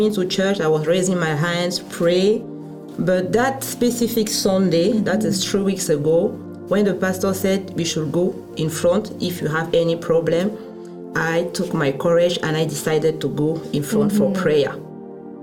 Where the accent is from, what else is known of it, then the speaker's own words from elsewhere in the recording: Cameroon; moved away as an adult; now in Portland, United States; I'm from Cameroon. By the grace of God, I moved here in Portland 5 months ago